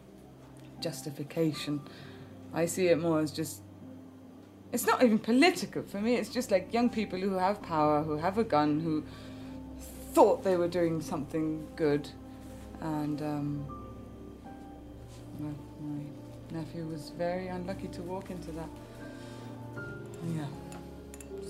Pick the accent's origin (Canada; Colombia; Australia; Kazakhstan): Colombia; also born or lived in Donegal, Ireland; I was born on Innisfree Island off the coast of Donegal when I was just about a year and a half old. My family moved to Colombia.